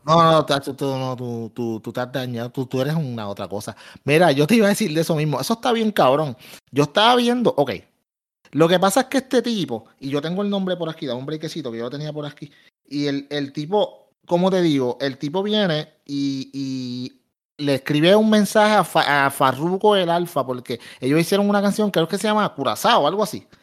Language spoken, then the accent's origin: Spanish; Puerto Rico; soy puertorriqueño, pero dentro de los puertorriqueños soy de los más oscuros